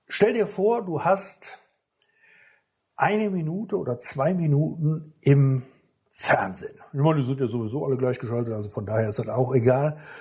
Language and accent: German; Rhineland, Germany; hier bei uns im Rheinland, da regnet es ja noch mal ein paar bisschen was öfters